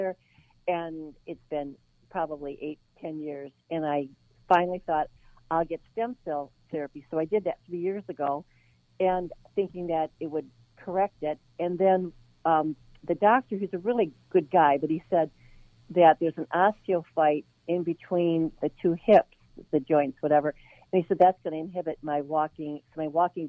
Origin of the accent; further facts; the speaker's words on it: Michigan, United States; We're from Michigan